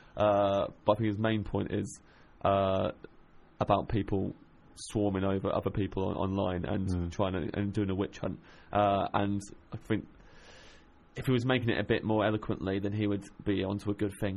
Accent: Kettering, East Midlands, United Kingdom; moved away; grew up in Kettering in Northamptonshire

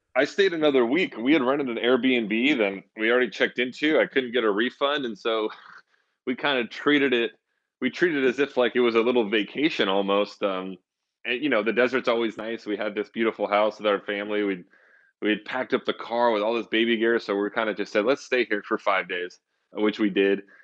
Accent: Santa Rosa, California, United States; I grew up in Northern California in a city called Santa Rosa

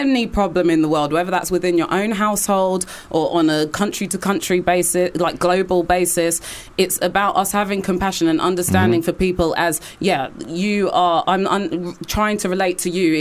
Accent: London, United Kingdom; as a Londoner

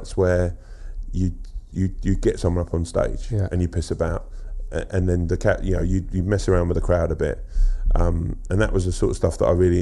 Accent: Sutton and Croydon, South London, United Kingdom; Around Sutton and Croydon. Yeah. So South London. South London, Surrey.

